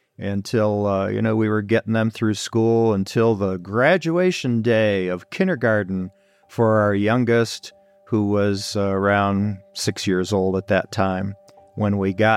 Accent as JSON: {"language": "English", "town": "Detroit", "region": "Michigan", "country": "United States", "tie": "born or raised there", "said": "I was born and raised in Detroit, literally born and raised."}